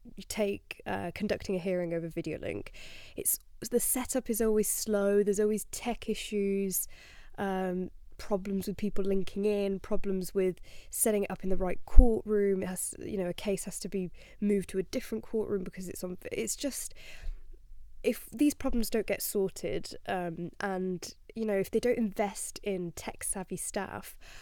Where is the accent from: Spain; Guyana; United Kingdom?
Spain; moved away; I grew up in Spain